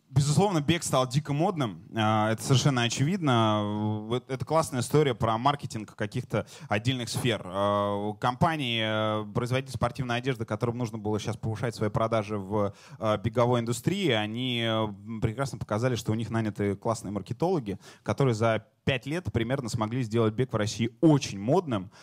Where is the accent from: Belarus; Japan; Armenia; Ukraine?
Ukraine; Я сам украинец